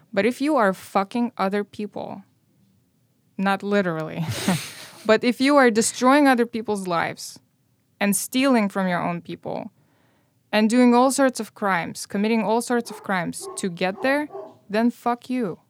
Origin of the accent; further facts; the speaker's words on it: Moldova; English is a second language; moved away as an adult; now in Chicago, United States; I grew up in Moldova